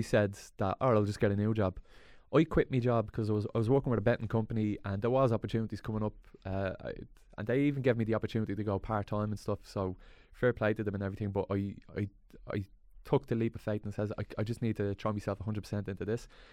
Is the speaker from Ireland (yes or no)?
yes; Dublin, Leinster, Ireland; there was a youth club around where I grew up, Swan